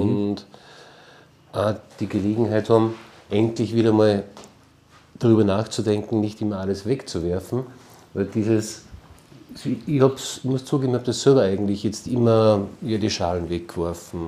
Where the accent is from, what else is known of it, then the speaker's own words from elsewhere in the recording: Salzburg, Austria; bei uns in Salzburg